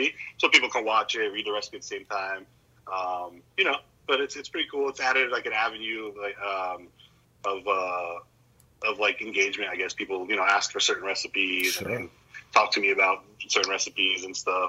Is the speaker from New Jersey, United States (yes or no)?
yes; New Jersey, United States; growing up in New Jersey